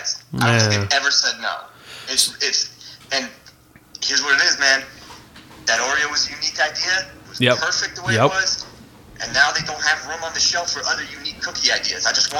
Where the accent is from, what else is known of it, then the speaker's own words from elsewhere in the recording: Akron, Ohio, United States; I'm from Akron.